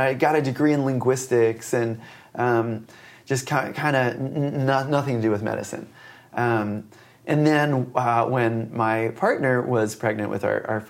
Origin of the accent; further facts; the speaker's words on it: Willow Grove, Pennsylvania, United States; I grew up outside of Philadelphia.